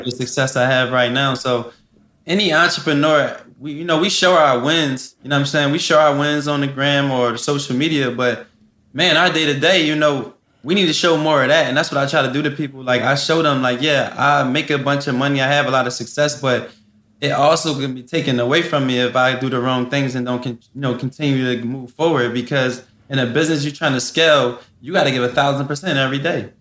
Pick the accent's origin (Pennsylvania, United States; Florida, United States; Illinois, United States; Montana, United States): Pennsylvania, United States; Philadelphia; I come from West Philly. I didn't see so much stuff in my life growing up.